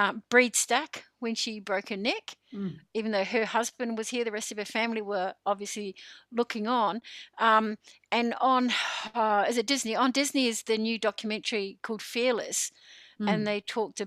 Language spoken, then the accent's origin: English; New Zealand; now in Goulburn, Australia; I'm a Kiwi